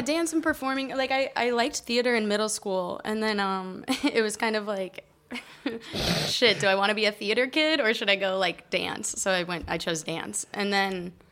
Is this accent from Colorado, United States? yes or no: yes; Colorado, United States; moved away as an adult; also born or lived in Texas; now in Barcelona, Spain; I was born in Texas, and mm. I lived most of my life in Colorado, and then I've been in Barcelona for seven years.